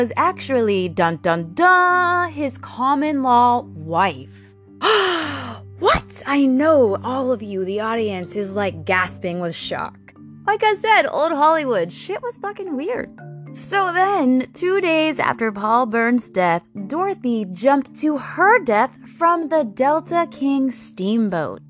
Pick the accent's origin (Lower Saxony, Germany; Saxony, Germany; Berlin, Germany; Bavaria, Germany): Bavaria, Germany; I was born in Germany. I was actually born in Bavaria, Germany